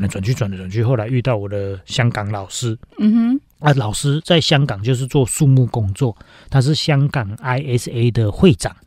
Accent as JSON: {"language": "Chinese", "town": "Linnei", "region": "Yunlin County", "country": "Taiwan", "tie": "born or raised there", "said": "我是乡下小孩嘛，我是嗯。云林人， 我家乡在林内乡"}